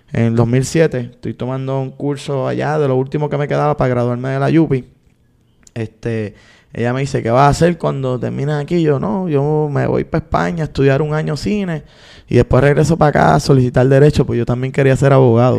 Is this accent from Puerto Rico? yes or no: yes; San Juan, Puerto Rico; Soy nacido y criado allí, específicamente del bloque A la melaza